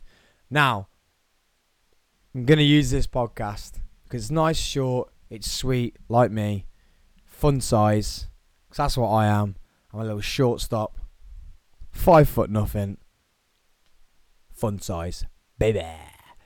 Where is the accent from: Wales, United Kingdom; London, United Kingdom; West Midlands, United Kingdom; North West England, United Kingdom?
West Midlands, United Kingdom; Tamworth; in Tamworth, where I grew up, my hometown of Tamworth